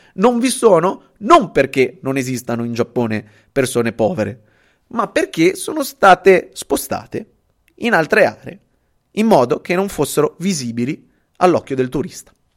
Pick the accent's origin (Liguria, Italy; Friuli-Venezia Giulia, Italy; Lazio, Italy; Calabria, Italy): Liguria, Italy; Genoa; also born or lived in Venice; io sono genovese, eh, sono qua a Genova